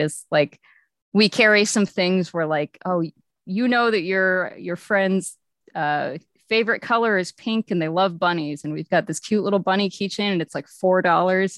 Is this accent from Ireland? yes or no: no; Texas, United States; moved away; I was from Texas and I really mostly just had GameStops and E V Games